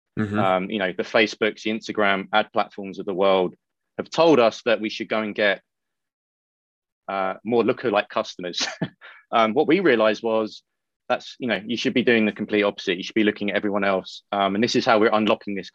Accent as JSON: {"language": "English", "country": "United Kingdom", "said": "I'm British"}